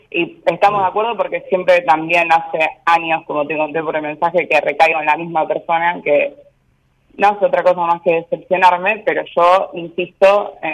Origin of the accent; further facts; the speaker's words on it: Rosario, Santa Fe, Argentina; Yo soy, soy de Rosario.